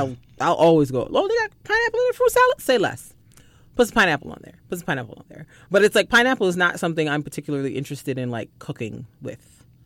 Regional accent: Barbados; moved away; growing up in Barbados

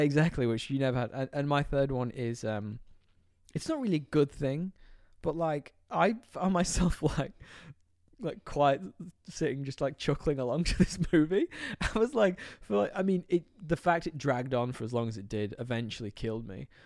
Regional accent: United Kingdom; moved away; I'm from this tiny little town in the U K

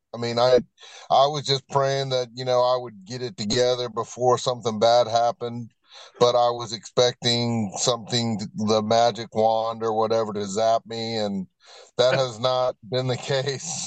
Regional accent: Virginia Beach, Virginia, United States; now in Hickory, United States; I am uh, originally from Virginia Beach, Virginia, and I've been living in Hickory, North Carolina since 1995

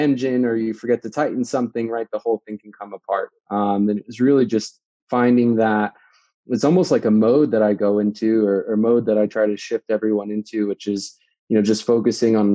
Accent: DC, Virginia, United States; moved away as an adult; also born or lived in New Jersey; now in Denver, United States; originally from the East Coast, out near the DC, Virginia area. I spent about 20, 25 years in that part of the world, and then was born actually in New Jersey, just outside of New York

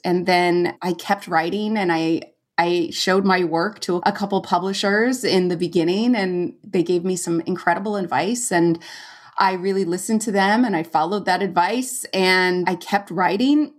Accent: Valencia, California, United States; moved away as an adult; I went to Cal Arts, which was in my hometown.

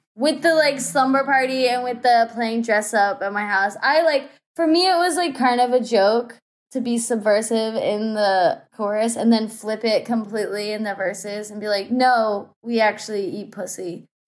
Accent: Bible Belt, Southeast United States, United States; I'm from, like, the s, the southeast of United States. Like, I'm from the Bible Belt.

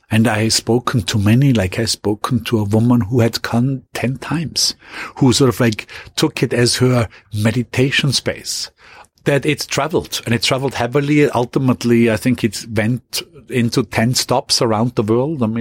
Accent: Austria; ultimately going quickly back to my hometown in Austria and then go, going moving onwards to France.

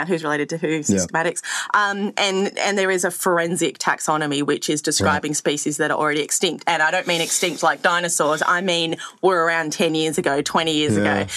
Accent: Sydney, New South Wales, Australia; I grew up in Surrey Hills in Sydney, so like pretty city kid

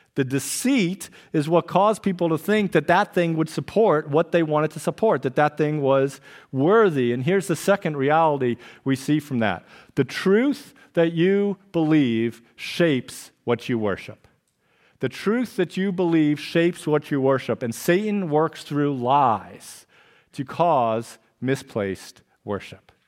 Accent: Trumbull, Connecticut, United States; when I was a younger lad, growing up on October Lane in Trumbull, Connecticut

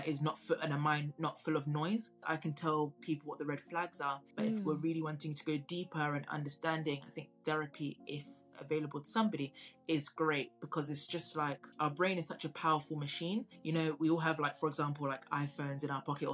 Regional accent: Tanzania; now in United Kingdom; I come from Tanzania originally, and I visit pretty often

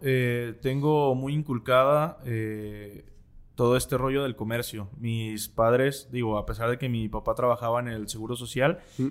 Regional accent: Guadalajara, Jalisco, Mexico; en el barrio donde crecí, que aquí en Guadalajara se llama el barrio de la Expenal

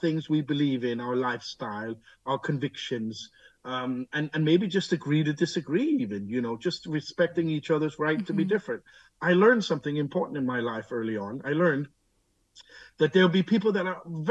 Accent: Denmark; I'm born here. I'm raised here. I'm fluent in Danish.

